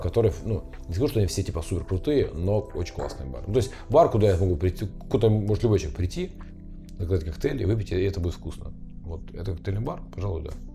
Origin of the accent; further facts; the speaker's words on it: Ukraine; now in Kazan, Russia; я украинец